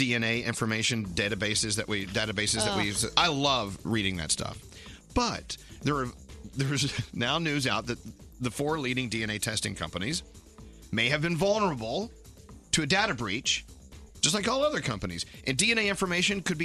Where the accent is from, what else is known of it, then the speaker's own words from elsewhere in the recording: Texas, United States; moved away; also born or lived in New York; When I first moved to New York, I was y'all this, y'all that, because I'm from Texas, and we just y'alled everything